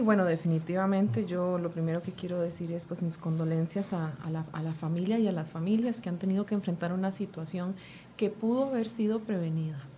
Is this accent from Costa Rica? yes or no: yes; Costa Rica